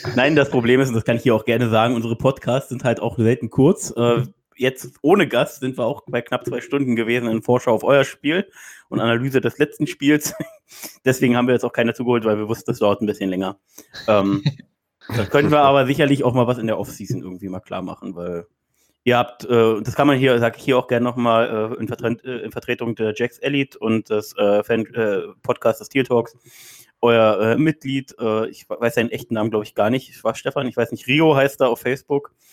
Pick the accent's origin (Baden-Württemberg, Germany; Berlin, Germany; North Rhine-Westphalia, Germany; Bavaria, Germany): Berlin, Germany; ich bin aus Berlin